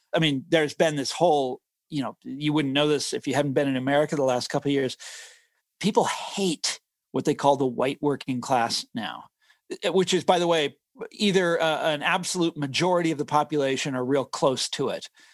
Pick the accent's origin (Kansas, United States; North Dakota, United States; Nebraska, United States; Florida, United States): Kansas, United States; Johnson County; I grew up in Johnson County, Kansas. This is the affluent suburbs